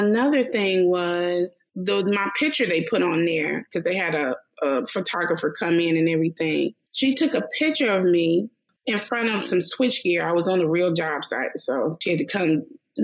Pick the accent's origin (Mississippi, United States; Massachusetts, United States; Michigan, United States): Mississippi, United States; Meridian; accent: deep Southern; I started out in Meridian, Mississippi, my hometown